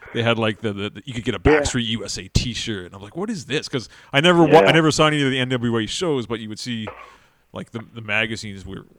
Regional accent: Toronto, Ontario, Canada; I'm from Toronto, so WWF was big here.

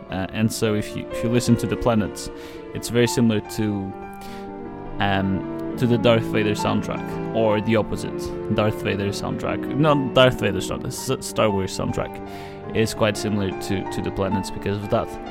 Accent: Portugal; I'm from Portugal

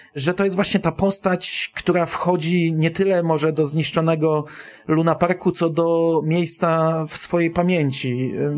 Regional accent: Bydgoszcz, Kuyavian-Pomeranian Voivodeship, Poland; u nas w Bydgoszczy

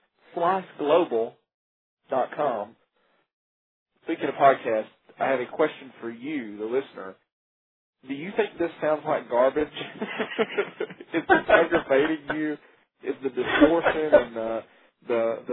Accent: Coleman, United States; now in Huntsville, United States; I'm not originally from Huntsville. I'm from a place called Coleman

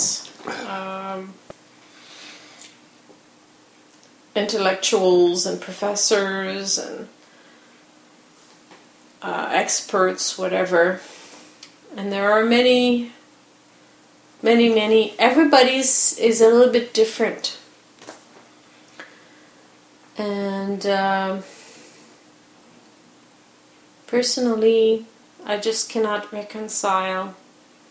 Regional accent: Quebec, Canada; moved away; also born or lived in Ontario / Newfoundland; I'm also from Quebec

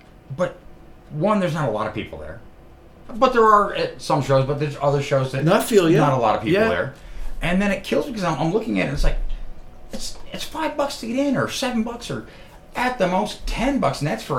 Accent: New York, United States; now in Columbus, United States; I know I'm a New Yorker

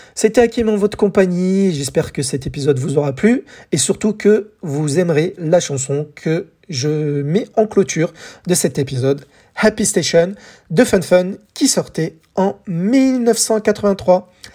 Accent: France; chez nous en France

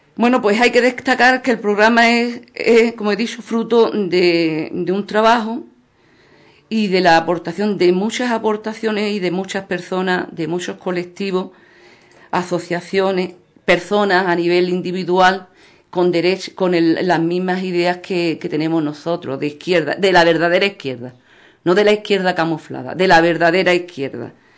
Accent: Ubrique, Andalusia, Spain; nuestro pueblo ubrique

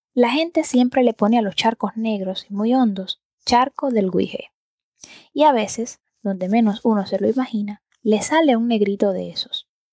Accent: Antilla, Holguín, Cuba; yo soy del campo. Bueno, yo soy de Antilla, que es más bien un pueblo de mar

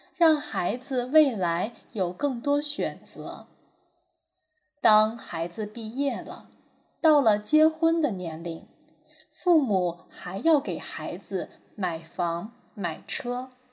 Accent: Fujian, China; 在我的家乡福建，百分之八十都是丘陵和山地

